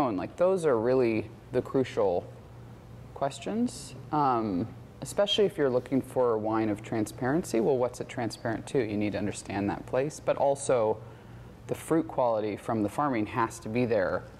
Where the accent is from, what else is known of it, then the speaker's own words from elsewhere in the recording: Alaska, United States; moved away; I'm from Alaska originally, and I grew up commercial fishing